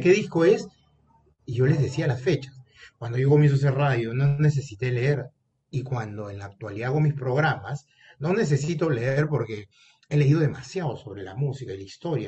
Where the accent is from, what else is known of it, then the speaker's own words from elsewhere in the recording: Peru; aquí en mi país, Perú